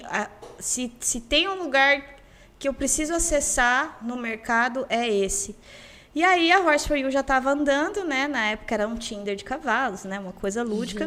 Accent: Campo Grande, Mato Grosso do Sul, Brazil; eu nasci em Campo Grande, eu morei no bairro universitário e hoje eu moro na Vila Ieda

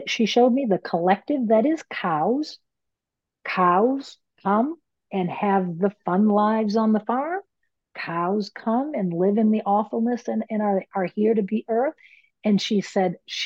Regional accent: Maine, United States; I'm from Maine. Maine, we have mills, paper mills

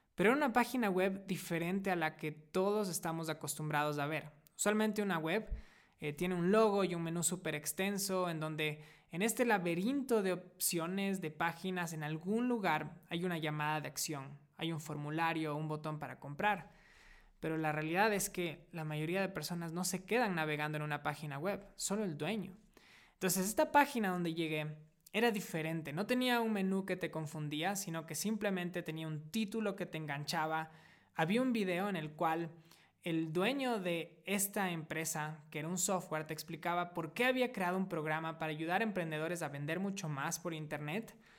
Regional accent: Ecuador; moved away as an adult; also born or lived in United States; Hace siete años decidí volver a mi país natal, Ecuador, después de haber vivido seis años en Estados Unidos

